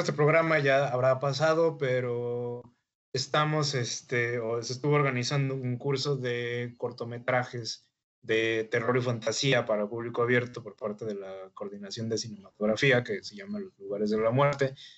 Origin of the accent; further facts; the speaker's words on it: Mexico; nosotros como mexicanos